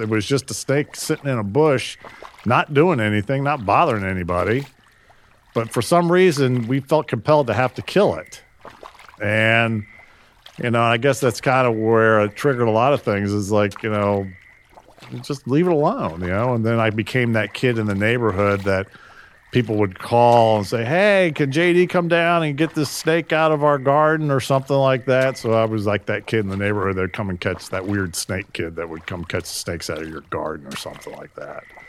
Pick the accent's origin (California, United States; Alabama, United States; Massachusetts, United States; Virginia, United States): Virginia, United States; Newport News; I grew up in Newport News back when Newport News was pretty rural area